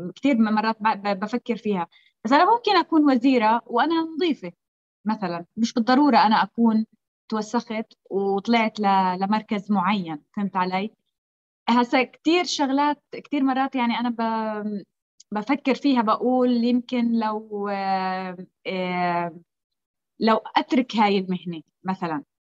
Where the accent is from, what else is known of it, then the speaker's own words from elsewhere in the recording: Palestine; انا فلسطينيه